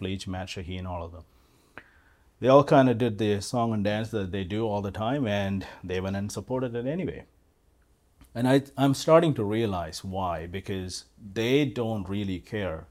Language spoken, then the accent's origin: English; Kerala, India; moved away as an adult; also born or lived in Carrollton, Texas / Collin County, Texas; now in Parker, United States; I was born and raised in India